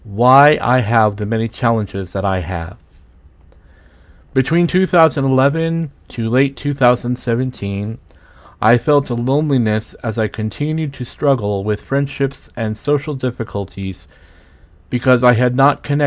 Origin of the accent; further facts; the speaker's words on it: West Wareham, Massachusetts, United States; I was born on February 5th, 1969, and raised in West Wareham, Massachusetts, a small town near Cape Cod